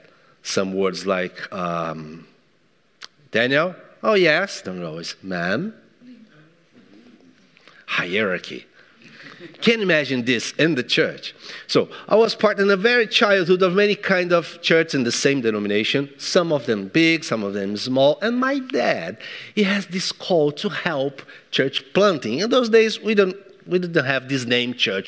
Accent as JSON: {"language": "English", "country": "Brazil", "moved": "yes", "lives_now": "England, United Kingdom", "said": "I'm from Brazil."}